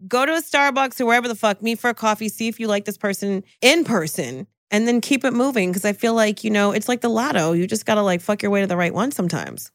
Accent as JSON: {"language": "English", "region": "New Jersey", "country": "United States", "said": "I'm from Jersey"}